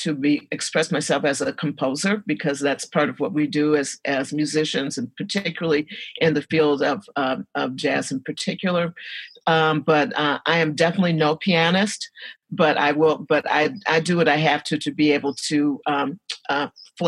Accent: Detroit, Michigan, United States; I was born and raised here in Detroit

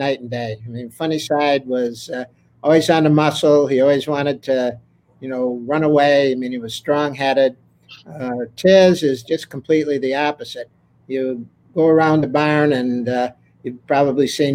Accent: Saratoga Springs, New York, United States; it is my hometown

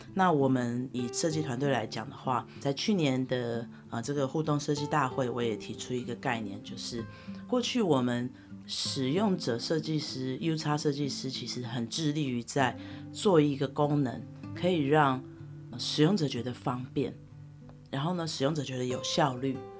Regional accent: Taiwan; moved away as an adult; 我能够回到我的家乡，也就是台湾

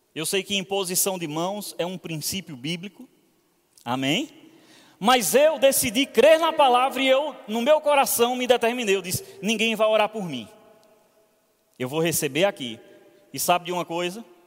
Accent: Petrolina, Pernambuco, Brazil; moved away; eu tinha uma fama lá na minha cidade, lá em Petrolina.

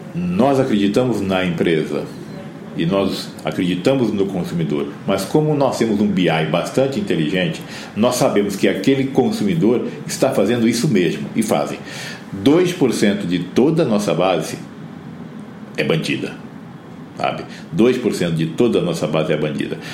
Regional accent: Campo Grande, Mato Grosso do Sul, Brazil; eu sou de Campo Grande, no Mato Grosso do Sul

